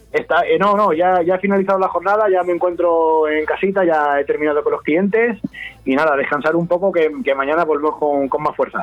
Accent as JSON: {"language": "Spanish", "town": "Don Benito", "region": "Extremadura", "country": "Spain", "moved": "as an adult", "lives_now": "Casar de Cáceres, Spain", "said": "yo soy de Don Benito, como bien has dicho, pero yo ya mm, en Don Benito vivo dos meses al año. Yo vivo diez, diez meses en una localidad que para mí es la segunda, mi segunda casa, Casar de Cáceres"}